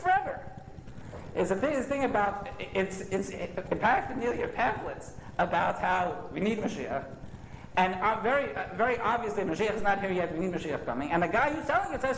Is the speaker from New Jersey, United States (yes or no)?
yes; West Orange, New Jersey, United States; I grew up in West Orange, not far from here